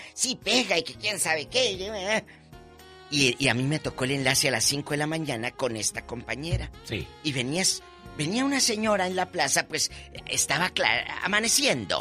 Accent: Matamoros, Tamaulipas, Mexico; moved away; en mi tierra, Matamoros, Tamaulipas

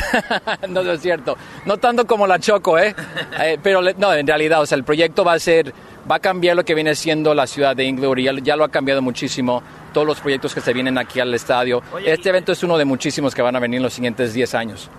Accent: Michoacán, Mexico; moved away; also born or lived in Los Angeles; soy mexicano de Michoacán

